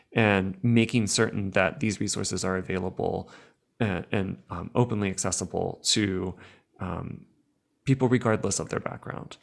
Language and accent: English; United States; I'm speaking as an American